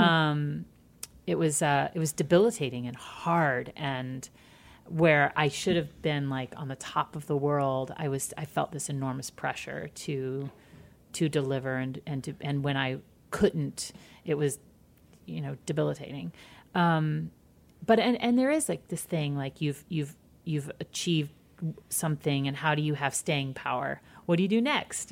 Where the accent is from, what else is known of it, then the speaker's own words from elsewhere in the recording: Midwest, United States; I'm from the Midwest too